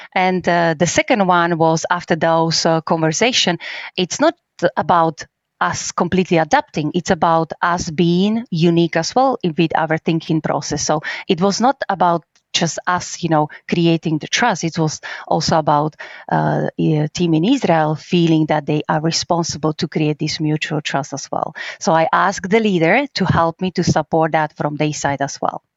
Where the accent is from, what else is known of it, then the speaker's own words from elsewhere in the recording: Slovakia; English is a second language; now in Krakow, Poland; I'm from Slovakia. I actually was born very close to Polish border.